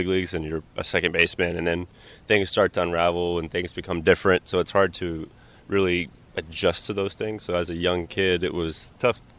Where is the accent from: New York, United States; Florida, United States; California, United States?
Florida, United States; Orlando; growing up in Orlando